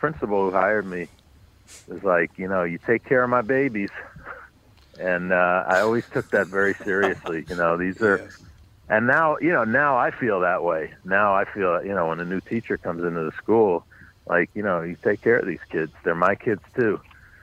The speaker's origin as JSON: {"language": "English", "town": "New York City", "region": "New York", "country": "United States", "tie": "born or raised there", "said": "I grew up on the Upper West Side, but north of 96th Street, west 106th Street"}